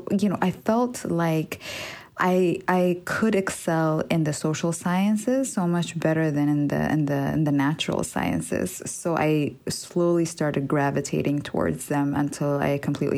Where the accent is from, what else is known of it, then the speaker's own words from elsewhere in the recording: Addis Ababa, Ethiopia; moved away as an adult; also born or lived in New Haven, Connecticut; now in Beijing, China; I grew up in Addis Ababa, Ethiopia, the capital of Ethiopia. And I lived there all my life until I was 18, until the end of high school.